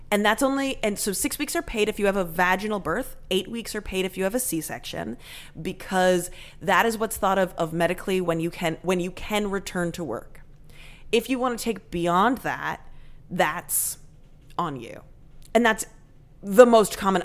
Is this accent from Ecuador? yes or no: no; Canada; now in United States; I am 100% Canadian, but my mom was born and raised in the States